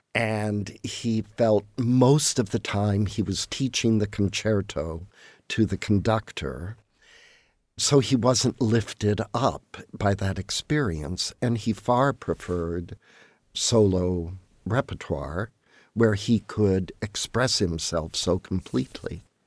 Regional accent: La Porte, Indiana, United States; We had a very lively musical community in my hometown. The community concert series was very active. The Indianapolis Symphony came, I think, every other year. I heard many great artists play in LaPorte

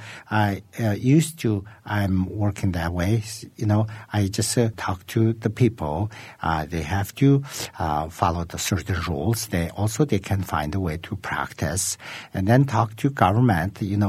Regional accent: Qinghai, China; So actually, we're from Eastern Tibet, which is today we could call the Qinghai province.

